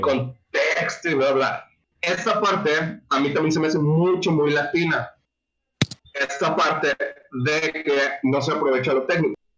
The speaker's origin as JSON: {"language": "Spanish", "country": "Mexico", "said": "somos mexicanos"}